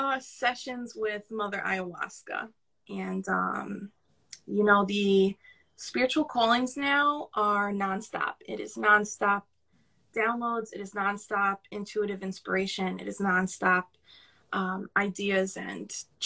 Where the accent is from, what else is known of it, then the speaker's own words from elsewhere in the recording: New York City, New York, United States; accent: New York; I really hear my New York accent right now compared to yours